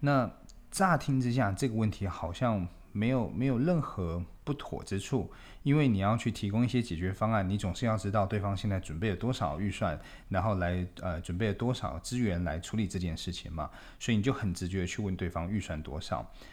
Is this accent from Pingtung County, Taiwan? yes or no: no; Taipei, Taiwan; 我们台北人的后花园